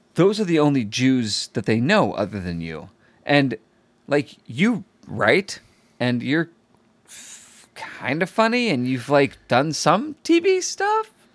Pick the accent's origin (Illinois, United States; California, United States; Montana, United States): Illinois, United States; Chicago; moved away; I'm from Chicago